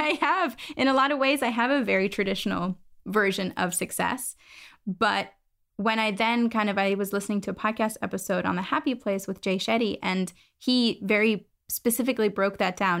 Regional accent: Germany; moved away as an adult; also born or lived in United States; now in London, United Kingdom; So I'm originally from Germany, kind of moved overseas, did my bachelor's

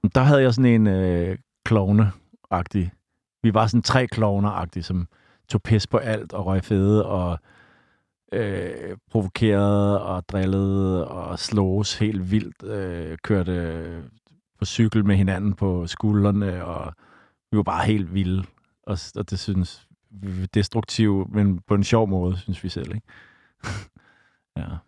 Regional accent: Copenhagen, Capital Region of Denmark, Denmark; mit sted Bodenhof, hvor jeg voksede op

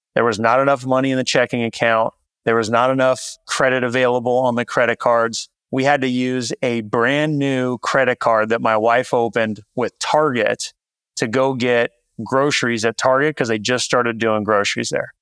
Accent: Visalia, California, United States; moved away as an adult; also born or lived in San Francisco; my hometown, Central California, little town called Visalia

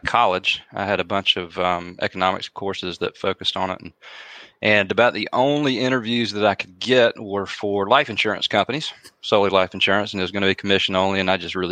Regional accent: Carrollton, Georgia, United States; I'm from Carrollton. So I wanted to come back home

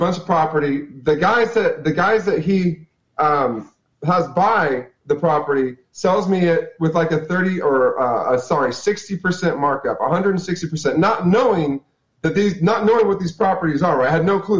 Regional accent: Fresno, California, United States; I go to Fresno, because I'm from Fresno. I live in Fresno

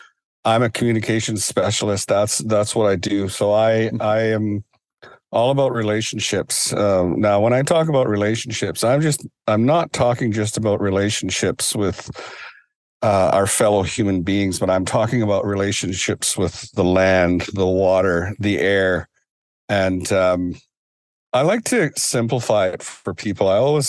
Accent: British Columbia, Canada; as a young boy and growing up in Gixan territory and in Tsimshian territory, I was always taught that you only took what you needed

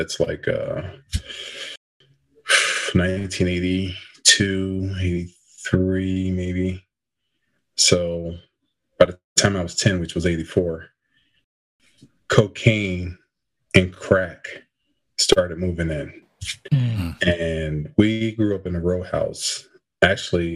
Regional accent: Camden, New Jersey, United States; So I grew up in Camden, New Jersey.

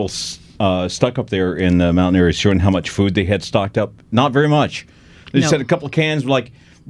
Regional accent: Florida, United States; now in Los Angeles, United States; I come from Florida.

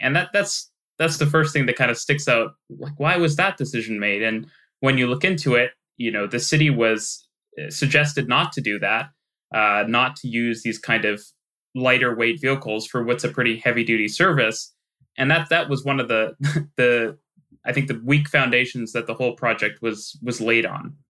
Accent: Vancouver, British Columbia, Canada; I I grew up in Vancouver

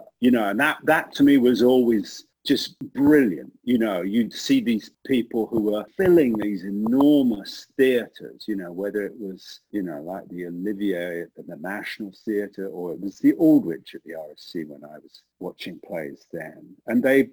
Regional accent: East Grinstead, South East England, United Kingdom; now in United States; I grew up outside of London in a town called East Grinstead in Sussex, which was about 30 or 40 miles from London.

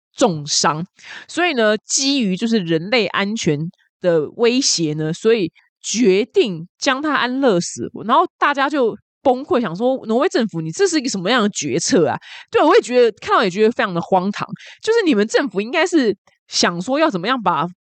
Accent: Taiwan; 然后我们台湾人中乐透得奖的就是，然后就死都不会出来讲是谁中乐透

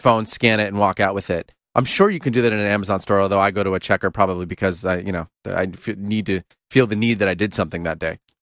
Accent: United States

